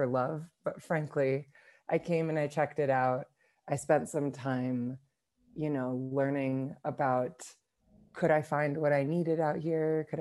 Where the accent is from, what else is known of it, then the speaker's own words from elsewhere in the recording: New York, United States; moved away as an adult; now in Nairobi, Kenya; I'm originally from New York, and I currently live in Nairobi, Kenya